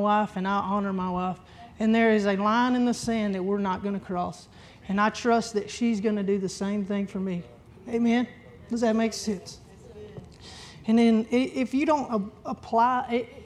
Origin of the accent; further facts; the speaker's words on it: Texas, United States; little old me from Dayzetta, Texas